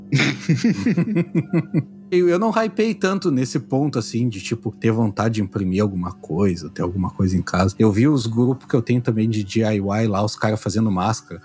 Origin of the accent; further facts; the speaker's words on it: Brazil; Sou brasileiro médio